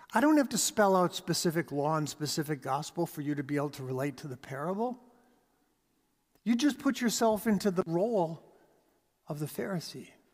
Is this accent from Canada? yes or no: yes; Canada; We are Canadian.